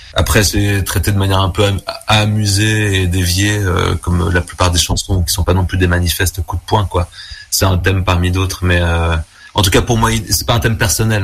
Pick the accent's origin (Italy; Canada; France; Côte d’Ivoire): France; Tours, Centre-Val de Loire; moved away as an adult; also born or lived in Vendôme; now in Brussels, Belgium; je viens de Tours en France au départ